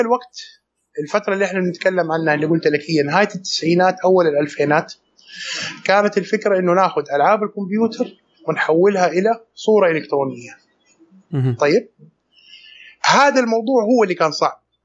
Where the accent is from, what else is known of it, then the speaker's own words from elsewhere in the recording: Saudi Arabia; عندنا في السعوديه